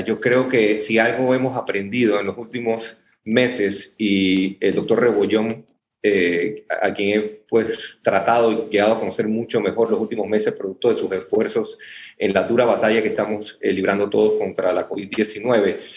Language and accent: Spanish; Panama; soy panameño y como ustedes nos preocupa nuestro país